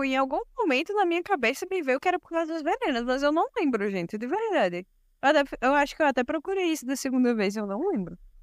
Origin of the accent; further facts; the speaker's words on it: Brazil; Sou brasileira também